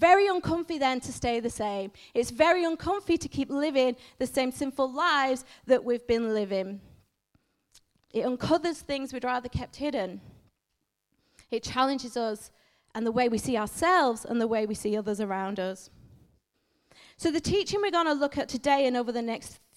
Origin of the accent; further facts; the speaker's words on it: Manchester, North West England, United Kingdom; moved away; And I was born in Northern England in a city called Manchester.